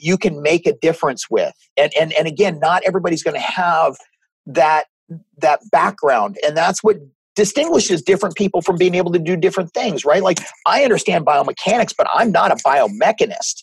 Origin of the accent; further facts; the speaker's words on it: Northern Virginia, United States; I grew up in Northern Virginia